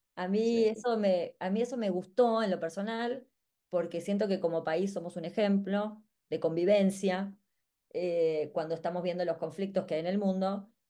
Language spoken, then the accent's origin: Spanish; Argentina; para nosotros como argentinos